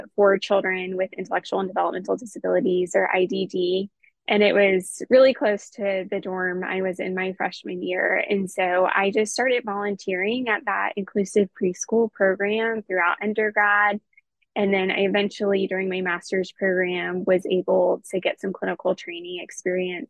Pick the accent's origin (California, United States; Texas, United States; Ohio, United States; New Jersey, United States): Texas, United States; I'm from Texas originally